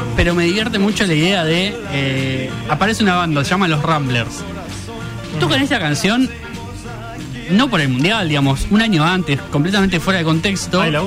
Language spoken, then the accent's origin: Spanish; Argentina; acá en Argentina